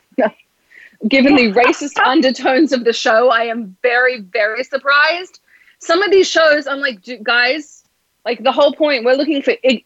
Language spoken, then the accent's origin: English; Australia; accent: Australian; now in United States; growing up in Australia